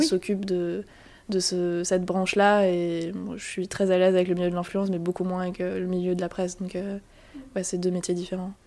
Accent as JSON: {"language": "French", "town": "Strasbourg", "region": "Grand Est", "country": "France", "also_born_or_lived": "Milan / Toulouse", "moved": "as an adult", "lives_now": "Paris, France", "said": "je viens de Strasbourg, de l'Alsace"}